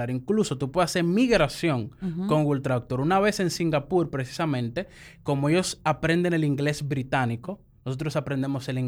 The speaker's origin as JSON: {"language": "Spanish", "town": "Azua de Compostela", "region": "Azua", "country": "Dominican Republic"}